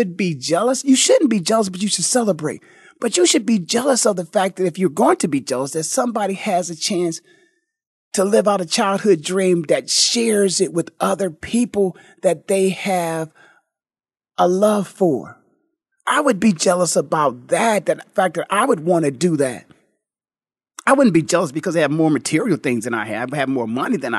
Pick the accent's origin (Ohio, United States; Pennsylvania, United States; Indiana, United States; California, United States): Ohio, United States; Canton; now in Phoenix, United States; Born and raised in the Hall of Fame city of Canton, Ohio